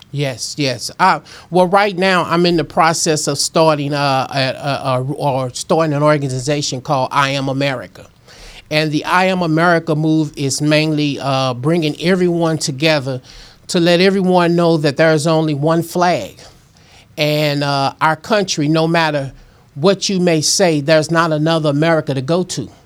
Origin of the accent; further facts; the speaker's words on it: St. Louis, Missouri, United States; I was born and raised in North Saint Louis